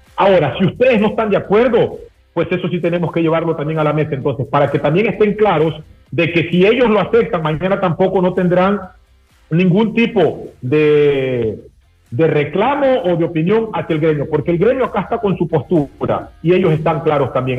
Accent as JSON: {"language": "Spanish", "country": "Ecuador", "said": "como ecuatorianos"}